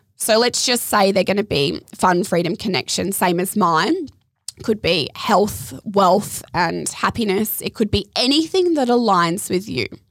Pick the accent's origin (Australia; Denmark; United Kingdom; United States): Australia; Adelaide, South Australia; moved away as an adult; also born or lived in Surfers Paradise, Queensland; now in Gold Coast, Australia; Growing up in Adelaide